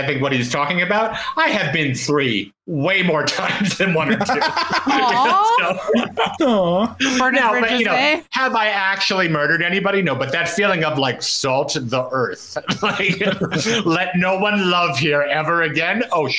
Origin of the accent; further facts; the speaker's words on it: East Coast, United States; we grew up with on the East Coast